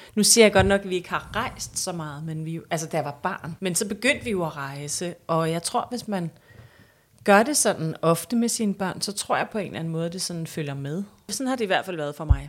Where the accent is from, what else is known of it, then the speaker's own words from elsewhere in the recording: Hellerup, Capital Region of Denmark, Denmark; jeg er vokset op i Hellerup